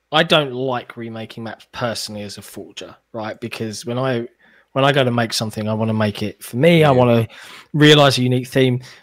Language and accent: English; United Kingdom; as a Brit, I love innuendo.